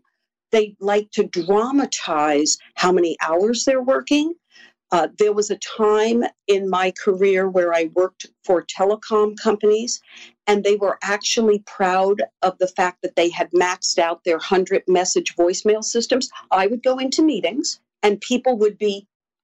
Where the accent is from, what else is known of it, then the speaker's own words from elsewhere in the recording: New York City, New York, United States; I was born and raised in Queens, New York